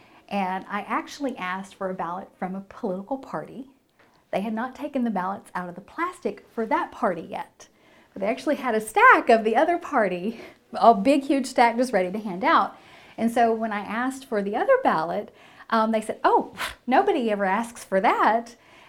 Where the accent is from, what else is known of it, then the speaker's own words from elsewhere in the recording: California, United States; You know, I was from California originally, and so we were kind of considered to be transplants in the area.